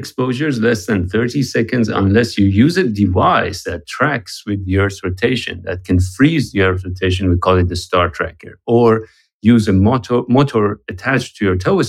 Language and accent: English; Tehran, Tehran Province, Iran; moved away; I'm originally from Iran, from Tehran. I'm Iranian-American science journalist and photographer